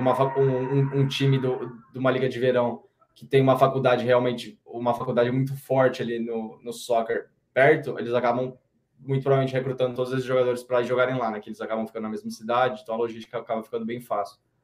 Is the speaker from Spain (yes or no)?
no; Campinas, São Paulo, Brazil; moved away as an adult; eu sou de Campinas, ali a gente está com 1 milhão e 200, 1 milhão e 300